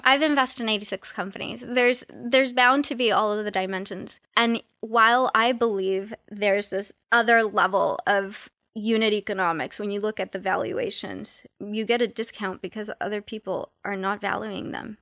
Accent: Los Angeles, California, United States; I grew up in South Central

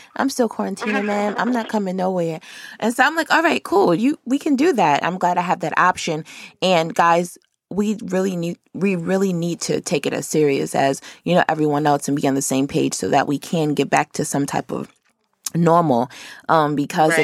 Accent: Rochester, New York, United States; moved away as an adult; now in Atlanta, United States; I'm from Rochester, which is upstate, but I lived downstate before I came to Atlanta

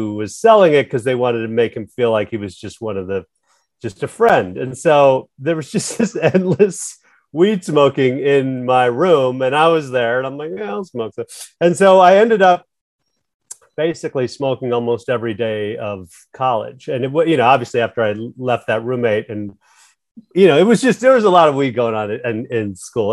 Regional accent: Chicago, Illinois, United States; I was born in Chicago. And I grew up in the suburbs of Chicago.

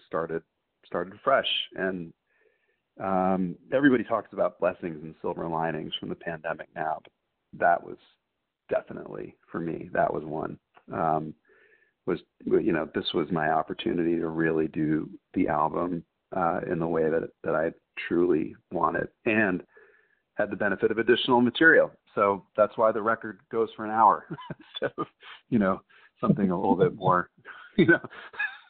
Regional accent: Vermont, United States; I'm from Vermont, so one room schoolhouses, even when I was a kid, were a thing

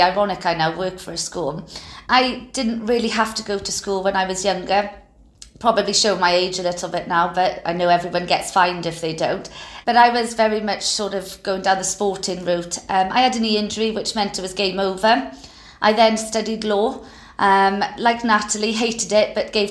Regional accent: Wales, United Kingdom; you're going to tell I'm Welsh

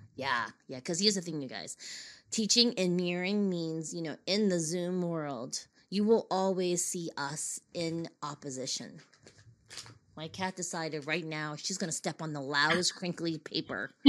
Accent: Boston, Massachusetts, United States; my hometown in Boston

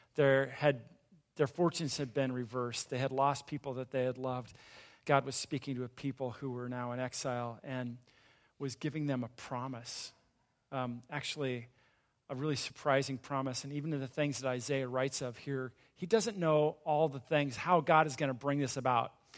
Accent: Southern California, United States; I grew up in a small town in Southern California

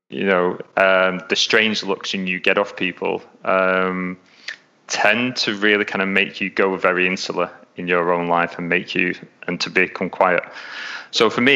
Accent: England, United Kingdom; accent: English; moved away as an adult; now in Melbourne, Australia; I was going out there from England, because as you can tell, I'm English, I'm not Australian, so I've got an English accent

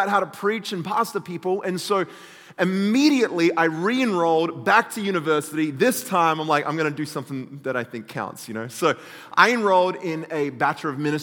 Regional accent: Australia; accent: Australian; moved away; I grew up in Australia, in case you hadn't figured out where this weird convict accent comes from

